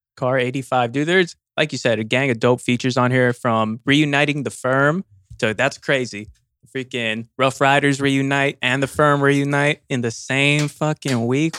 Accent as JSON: {"language": "English", "region": "California", "country": "United States", "said": "we're from Cali"}